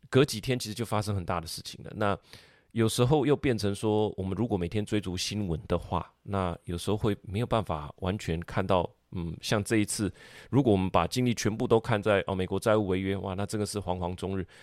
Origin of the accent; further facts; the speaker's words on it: Taiwan; 我们讲台语都会通的哈